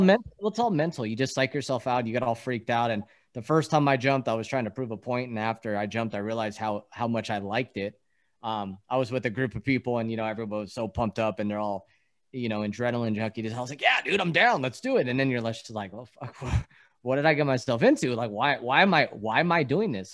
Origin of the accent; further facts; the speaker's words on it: East Coast, United States; born in the East Coast